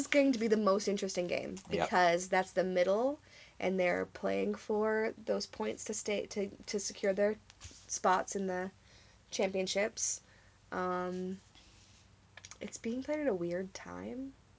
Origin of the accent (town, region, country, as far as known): United States